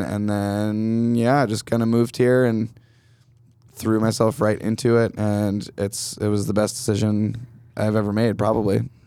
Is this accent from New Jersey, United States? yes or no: no; Canandaigua, New York, United States; now in Brooklyn, United States; I'm from outside of Rochester, New York, originally, upstate, um, Canandaigua, to be specific